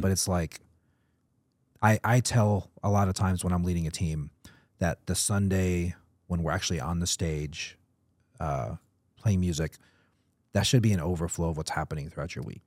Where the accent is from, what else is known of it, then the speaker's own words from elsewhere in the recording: Atlanta, Georgia, United States; moved away; I grew up in Atlanta